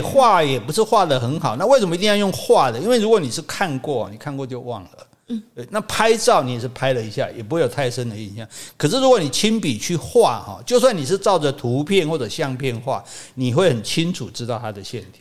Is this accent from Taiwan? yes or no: yes; Taiwan; 我们台湾人